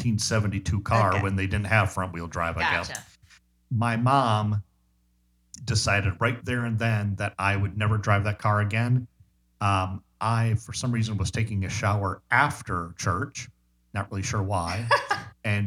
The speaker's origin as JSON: {"language": "English", "town": "Park Falls", "region": "Wisconsin", "country": "United States", "tie": "born or raised there", "moved": "yes", "said": "in my hometown of Park Falls, Wisconsin, population 3,000"}